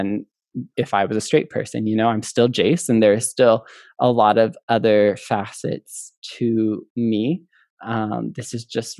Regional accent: Midwest, United States; I grew up in the Midwest

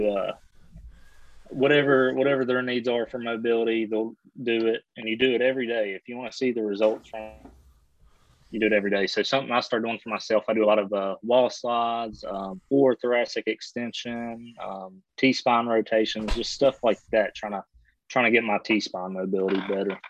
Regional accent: West Virginia, United States; I'm from West Virginia here

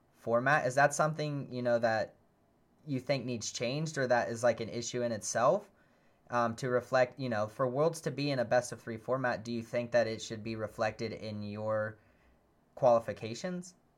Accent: United States; being an American VGC player

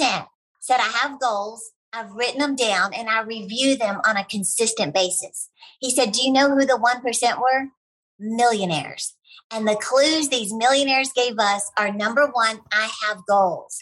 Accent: Texas, United States; I'm from Texas

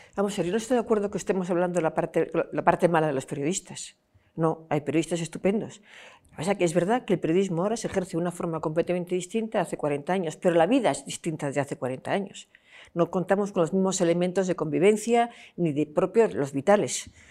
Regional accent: Vigo, Galicia, Spain; now in Madrid, Spain; yo que vivo en Madrid, pero que soy mm, mm, gallega y de la provincia de Pontevedra y de Vigo

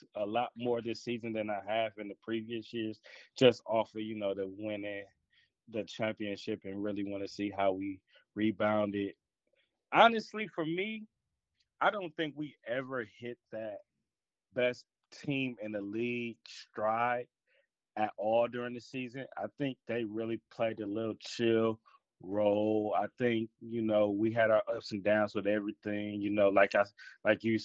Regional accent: Milwaukee, Wisconsin, United States; also born or lived in Georgia; now in Alpharetta, United States; I was raised in Milwaukee. I moved there when I was three, so I claim it as home.

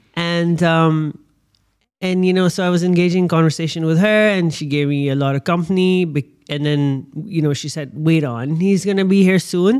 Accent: Pakistan; born and bred in Pakistan with a passport from Pakistan

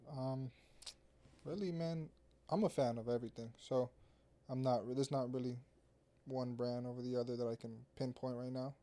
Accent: Orlando, Florida, United States; growing up in Orlando

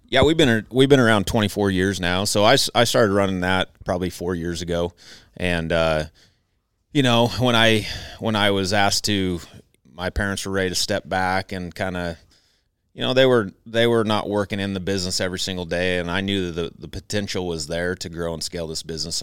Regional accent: Southern Idaho, United States; I was raised in Southern Idaho

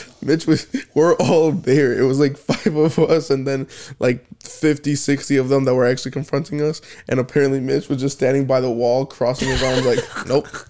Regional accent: United States; I'm American

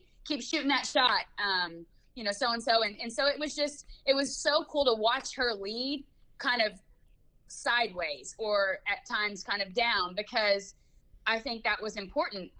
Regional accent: Oklahoma City, Oklahoma, United States; moved away; my hometown crowd in Oklahoma City

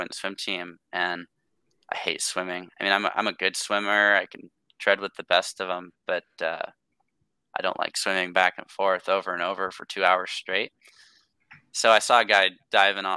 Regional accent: Tacoma, Washington, United States; born and raised in Tacoma. It's just south of Seattle, Washington

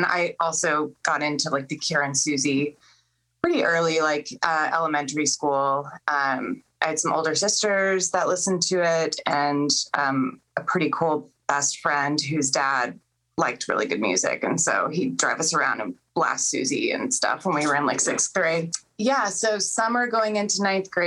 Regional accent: Chula Vista, California, United States; downtown San Diego, and which is where I'm from Chula Vista

